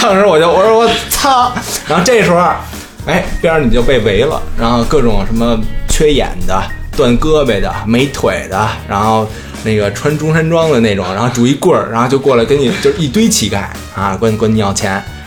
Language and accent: Chinese; Beijing, China